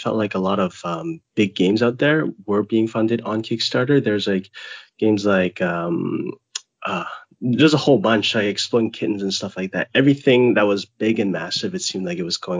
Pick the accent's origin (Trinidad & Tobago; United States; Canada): Canada; Vancouver, British Columbia; moved away as an adult; now in Hong Kong; I'm located in Hong Kong, but I spent around 25-6 years of my life in Vancouver, so pretty much full Canadian almost.